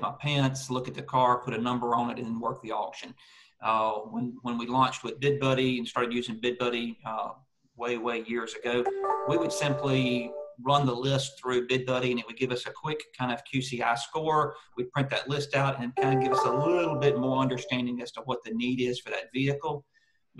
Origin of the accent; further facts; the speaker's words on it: United States; moved away as an adult; now in Australia; retired multi-site yard owner from the US, now living in Australia